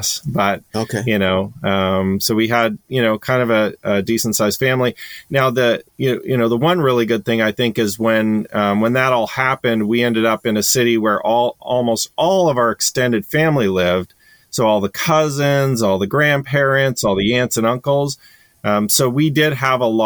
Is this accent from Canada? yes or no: yes; Canada; moved away; I grew up in Canada, so I'm originally Canadian.